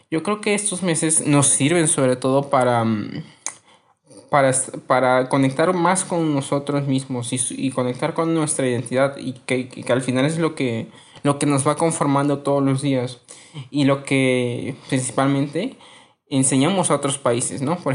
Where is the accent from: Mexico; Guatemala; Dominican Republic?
Mexico; Somos mexicanos. ¿Qué nos conforma como mexicanos?